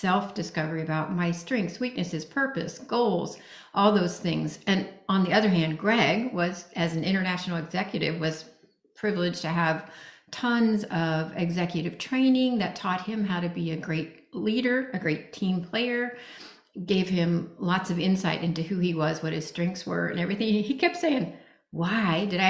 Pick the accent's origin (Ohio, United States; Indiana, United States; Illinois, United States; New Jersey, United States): Indiana, United States; moved away as an adult; also born or lived in Singapore; I grew up in Indiana, and I had never been out of the United States